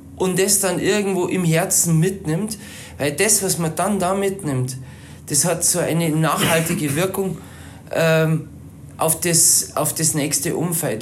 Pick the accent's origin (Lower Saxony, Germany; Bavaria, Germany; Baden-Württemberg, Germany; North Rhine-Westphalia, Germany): Bavaria, Germany; Palling; now in Berchtesgaden, Germany; also sprich im Chiemgau, äh, dort wo ich herkomme, in Palling